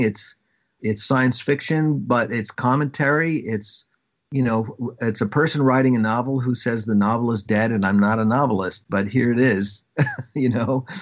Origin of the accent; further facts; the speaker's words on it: Long Island, New York, United States; I am from Long Island